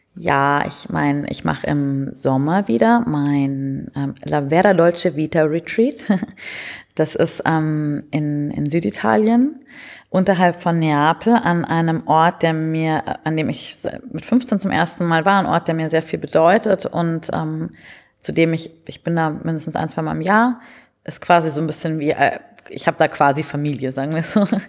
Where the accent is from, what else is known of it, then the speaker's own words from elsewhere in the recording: Munich, Bavaria, Germany; moved away; also born or lived in Berlin; ich bin ursprünglich aus München